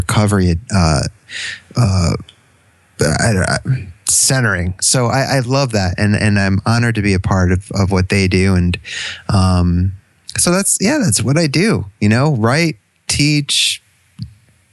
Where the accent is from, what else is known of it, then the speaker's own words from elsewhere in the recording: Connecticut, United States; now in Canada; I'm from Connecticut